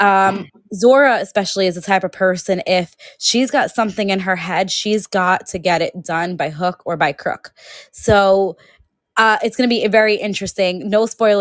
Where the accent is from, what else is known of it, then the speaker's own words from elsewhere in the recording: New York City, New York, United States; growing up in New York City.